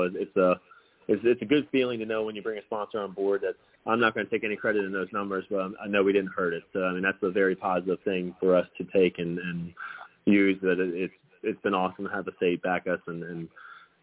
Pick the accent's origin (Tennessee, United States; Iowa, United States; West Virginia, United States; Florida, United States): West Virginia, United States; born or raised there